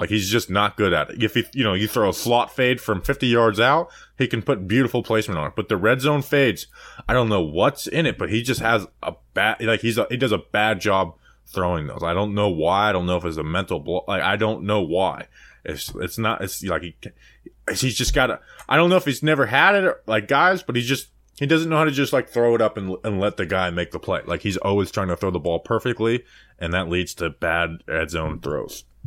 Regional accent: Florida, United States; born or raised there

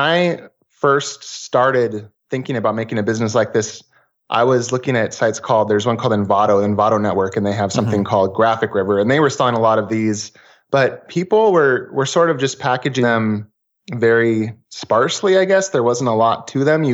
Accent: Portland, Oregon, United States; I'm from Portlandia. So vintage retro stuff is very popular and common here

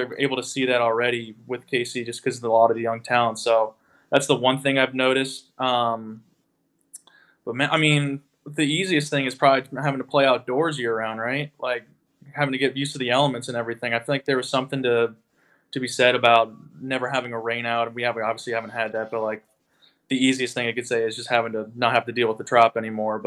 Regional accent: Florida, United States; moved away as an adult; also born or lived in Virginia Beach; I'm from Florida

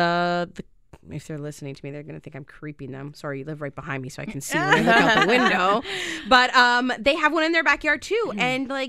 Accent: Canada; But we're Canadian.

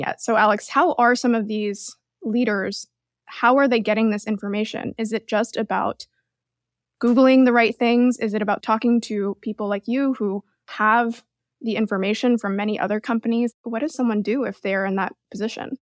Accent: Canada; now in United States; I'm Canadian

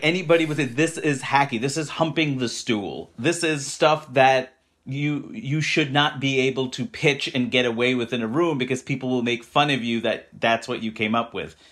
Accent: New York City, New York, United States; I grew up in Queens, New York

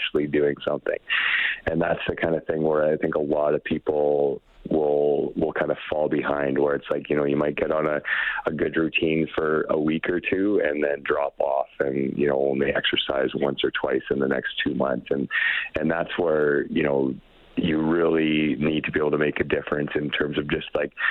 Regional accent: northern Manitoba, Canada; moved away as an adult; also born or lived in Camrose, Alberta; now in Edmonton, Canada; I am from a really small town in northern Manitoba where I grew up and played junior hockey out there

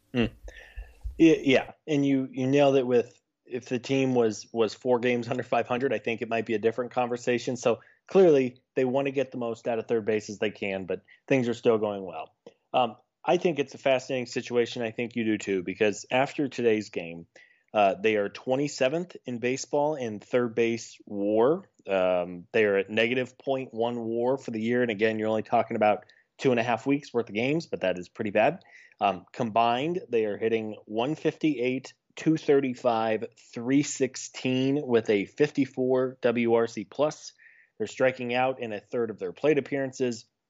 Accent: Missouri, United States; I grew up in the Midwest in Missouri.

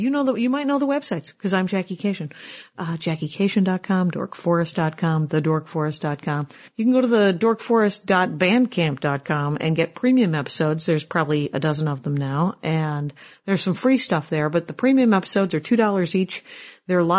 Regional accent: South Milwaukee, Wisconsin, United States; the food bank in my hometown from South Milwaukee, Wisconsin, where we used to get food when I was very little

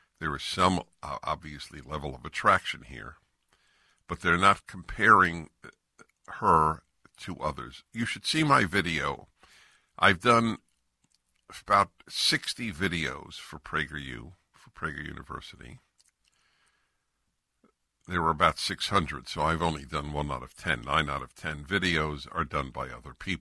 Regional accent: California, United States; I'm from California.

